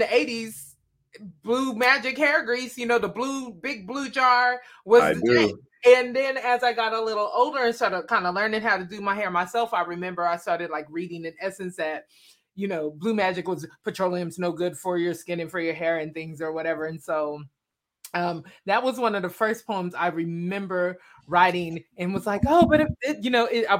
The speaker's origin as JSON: {"language": "English", "town": "Wichita", "region": "Kansas", "country": "United States", "tie": "born or raised there", "said": "I'm from Wichita, Kansas. So, okay, born and raised."}